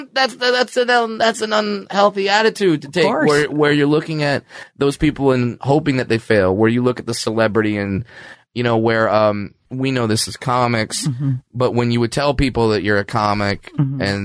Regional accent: Orange County, California, United States; I grew up in Orange County, California.

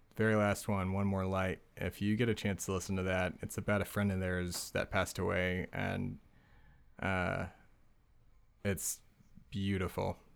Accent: Texas, United States; I'm from Texas

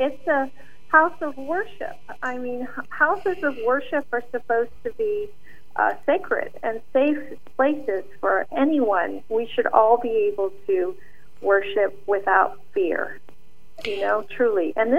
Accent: London, United Kingdom; also born or lived in Montreal / Pakistan; because I grew up in London and Montreal. I'm a Canadian citizen, a British citizen, and an American citizen, besides being born in Pakistan.

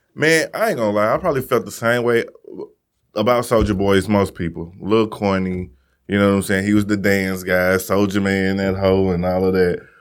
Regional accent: Missouri, United States; I'm from Missouri

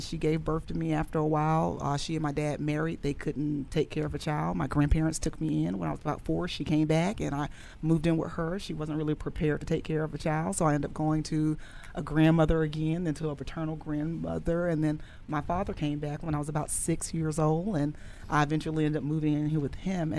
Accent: Ocala, Florida, United States; I'm originally from Ocala, Florida.

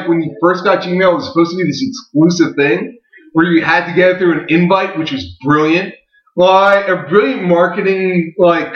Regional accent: Philadelphia, Pennsylvania, United States; I'm from Philadelphia

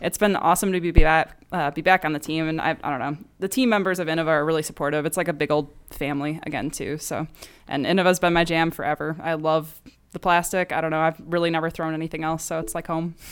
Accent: Chicago, Illinois, United States; now in Phoenix, United States; originally from Chicago area of Illinois.

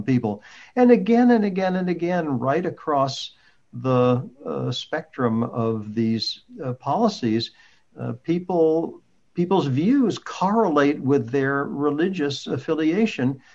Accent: United States; as an American

